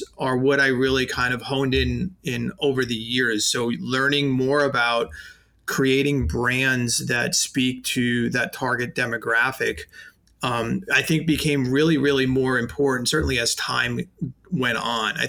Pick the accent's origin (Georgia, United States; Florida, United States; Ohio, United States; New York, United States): New York, United States; New York City; accent: New York; I knocked on every sign company door in Staten Island